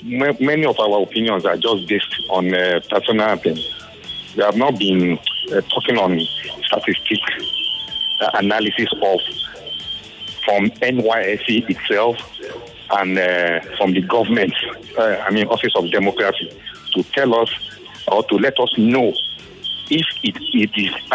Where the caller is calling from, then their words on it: Ajah, Lagos, Nigeria; I'm calling from Ajah.